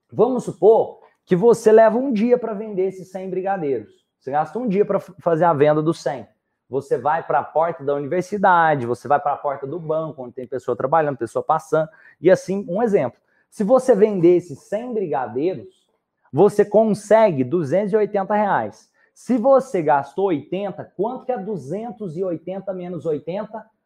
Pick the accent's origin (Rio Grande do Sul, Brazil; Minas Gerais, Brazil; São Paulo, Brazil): Minas Gerais, Brazil; E eu sou de Minas.